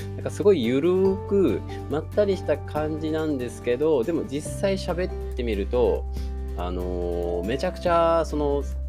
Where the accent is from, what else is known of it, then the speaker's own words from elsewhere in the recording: Tokushima, Japan; accent: Awa dialect; 自分も方言、あのー、地元の方が阿波弁、まあ、徳島生まれなんで、阿波弁なんですけど